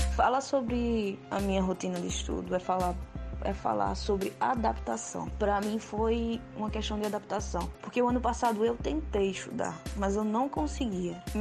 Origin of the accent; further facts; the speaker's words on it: João Pessoa, Paraíba, Brazil; sou do estado da Paraíba, cidade de João Pessoa